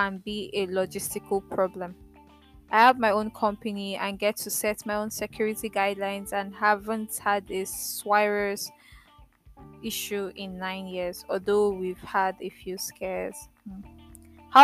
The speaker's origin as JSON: {"language": "English", "town": "Port Harcourt", "region": "Rivers State", "country": "Nigeria", "tie": "born or raised there", "also_born_or_lived": "Lagos", "moved": "yes", "said": "I grew up in Port Harcourt"}